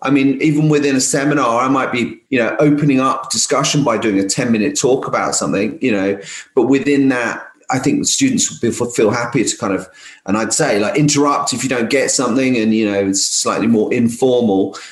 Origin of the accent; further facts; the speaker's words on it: London, United Kingdom; now in Essex, United Kingdom; I come from London originally. I'm a bit of a like, London kid really